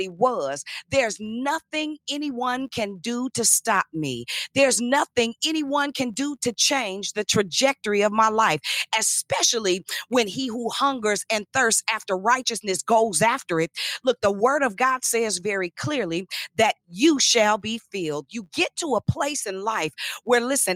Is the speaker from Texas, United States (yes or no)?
no; Richmond, Virginia, United States; I was from, and still am, and proud of it, the south side of Richmond